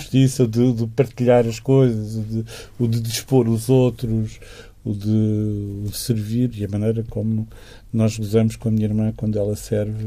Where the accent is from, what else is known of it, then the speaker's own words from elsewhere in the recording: Chaves, Norte, Portugal; moved away; also born or lived in Douro; passamos uh, as nossas infâncias e adolescências em Chaves